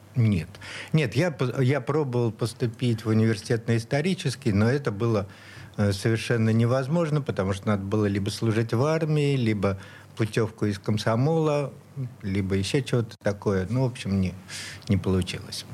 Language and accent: Russian; Saint Petersburg, Russia; Я вот, вот здесь и родился, прямо на Петроградской, в Санкт-Петербурге